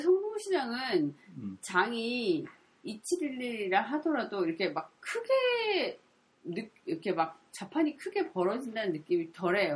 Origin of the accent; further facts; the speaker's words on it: Gyeongsang, South Korea; moved away as an adult; also born or lived in Seoul; now in Gyeongju, South Korea; 제가 경상도에서 자랐지만